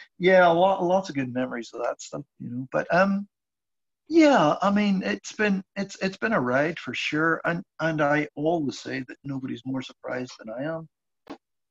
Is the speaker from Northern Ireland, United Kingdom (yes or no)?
yes; Belfast, Northern Ireland, United Kingdom; now in Wexford, Ireland; I grew up in Belfast